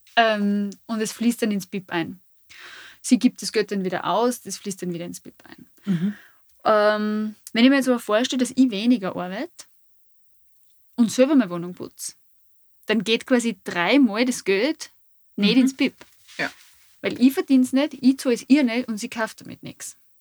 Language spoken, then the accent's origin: German; Fischbach, Styria, Austria; Fischbach ist, wo ich her bin.